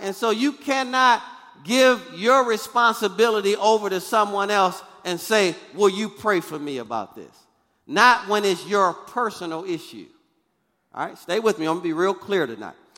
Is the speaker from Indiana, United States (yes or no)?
no; Michigan, United States; moved away; I'm from Michigan, so I'm used to snow and ice